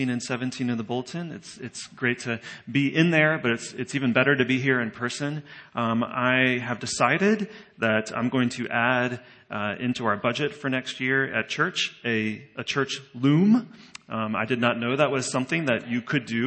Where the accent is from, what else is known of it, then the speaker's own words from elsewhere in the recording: Richmond, Virginia, United States; moved away as an adult; now in Prague, Czech Republic; I grew up here in the West End area of Richmond.